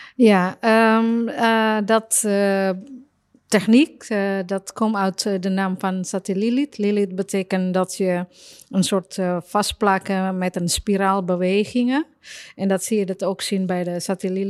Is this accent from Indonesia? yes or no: yes; Surabaya, East Java, Indonesia; Dutch is a second language; moved away as an adult; now in Netherlands; uit Surabaya, waar ik vandaan kom